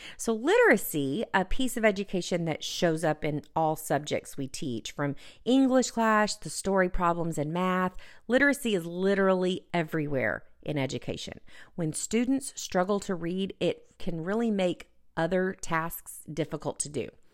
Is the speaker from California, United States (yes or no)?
no; Texas, United States; my home state of Texas